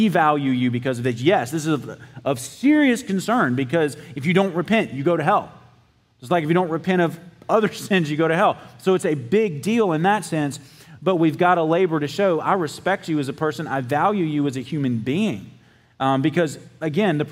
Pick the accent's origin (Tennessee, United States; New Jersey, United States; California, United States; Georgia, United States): Georgia, United States; South; I'm from South Georgia